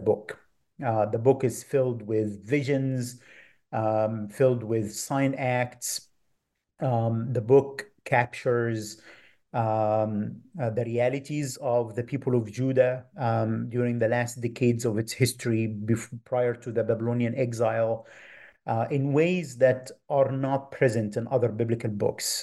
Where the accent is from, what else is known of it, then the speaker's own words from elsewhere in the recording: Minya Governorate, Egypt; moved away; grew up in Egypt, um, in a village about four hours south of Cairo in the region of Ilminia